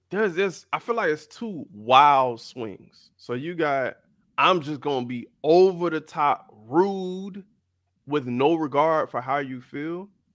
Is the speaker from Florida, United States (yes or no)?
yes; South Florida, United States; growing up in South Florida, a lot of people I grew up around were Caribbean